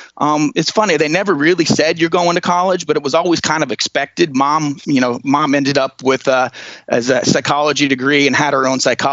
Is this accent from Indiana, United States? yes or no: yes; Leesburg, Indiana, United States; I grew up in northern Indiana, in the cornfields of Indiana. My hometown is about 300 people, Leesburg, Indiana